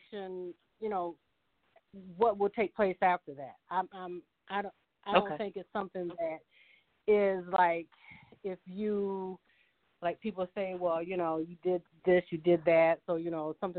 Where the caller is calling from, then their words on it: Ann Arbor, Michigan, United States; I'm actually calling from Michigan, from Ann Arbor